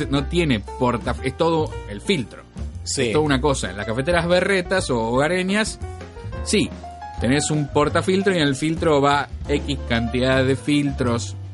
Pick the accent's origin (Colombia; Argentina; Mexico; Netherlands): Argentina